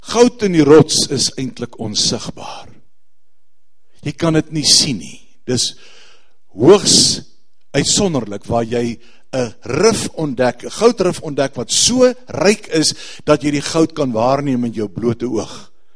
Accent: South Africa; Ons as Suid-Afrikaners

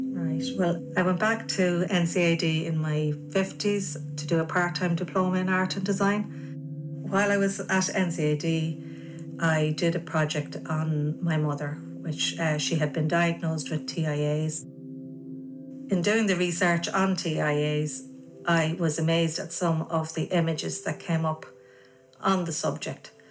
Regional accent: Navan, Leinster, Ireland; born or raised there

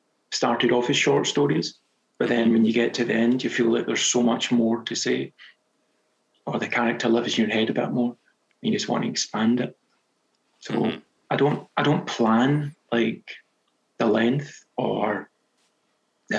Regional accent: Scotland, United Kingdom; accent: Scottish; moved away as an adult; now in Japan; the Scottish accent is to me a normal accent

